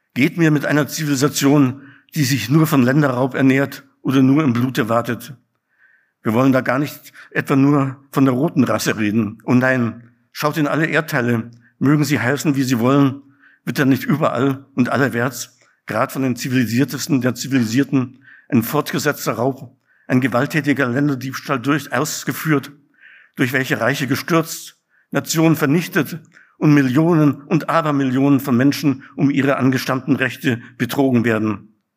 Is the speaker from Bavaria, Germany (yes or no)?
yes; near Munich, Bavaria, Germany; moved away as an adult; also born or lived in Ruhr area; ich bin in München geboren und in der Nähe von München aufgewachsen